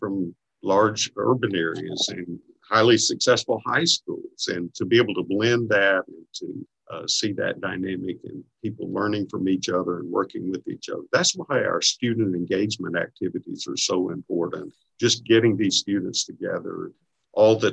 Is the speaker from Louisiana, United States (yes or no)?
yes; Bastrop, Louisiana, United States; from Bastrop, which is my hometown, an hour or so away from here.